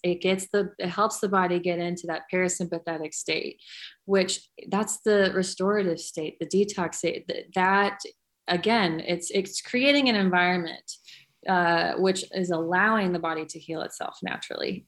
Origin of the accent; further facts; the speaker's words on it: California, United States; I grew up in California